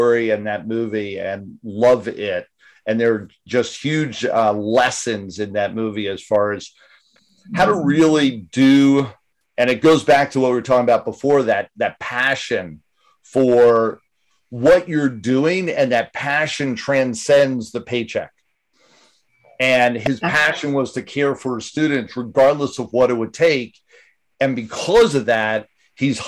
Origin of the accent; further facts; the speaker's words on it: Northeast, United States; I'm from the Northeast as well